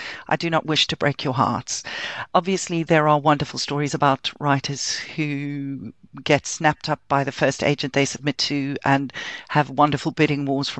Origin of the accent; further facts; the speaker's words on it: London, United Kingdom; But I am a Londoner and I love the city with all my heart.